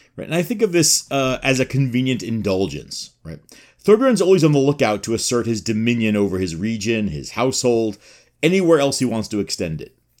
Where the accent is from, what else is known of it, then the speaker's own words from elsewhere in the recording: New York City, New York, United States; I am from Queens